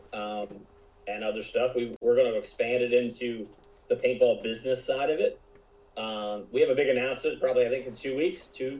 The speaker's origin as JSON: {"language": "English", "town": "Birmingham", "region": "Alabama", "country": "United States", "tie": "born or raised there", "said": "I live in Birmingham, Alabama. We don't have a lot of paintball tournaments and events going on here."}